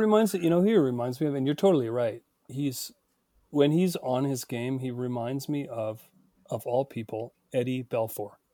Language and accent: English; Northern Ontario, Canada; also born or lived in British Columbia; now in Vancouver, Canada; I grew up in Northern Ontario and delivered the Sudbury Star